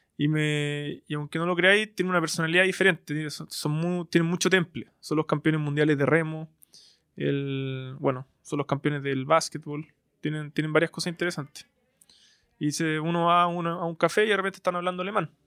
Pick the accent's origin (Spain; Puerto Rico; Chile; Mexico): Chile; Santiago, Santiago Metropolitan Region; Soy un, soy un emprendedor chileno de, Santiago